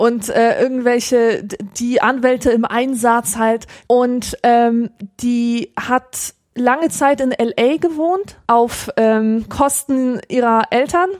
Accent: Poland; moved away; man als Pole

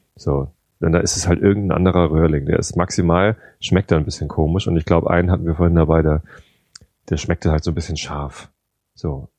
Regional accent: Northern Germany, Germany; hier bei uns in Norddeutschland, wir leben halt auf dem Lande

